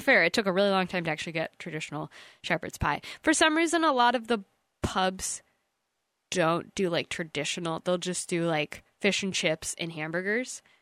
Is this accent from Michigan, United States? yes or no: yes; East Jordan, Michigan, United States; we're from the East Jordan area